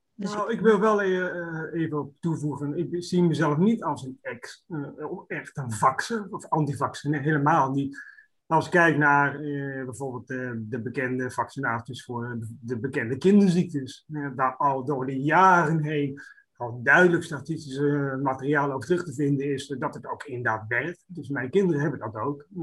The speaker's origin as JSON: {"language": "Dutch", "town": "Roosendaal", "region": "North Brabant", "country": "Netherlands", "said": "Ik kom zelf uit Roosendaal"}